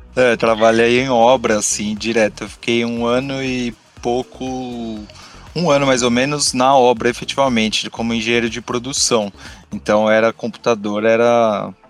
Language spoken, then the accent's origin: Portuguese; São Bernardo do Campo, São Paulo, Brazil; moved away; Eu sou, eu sou de São Bernardo, não estou mais em São Bernardo, mas eu sou de lá.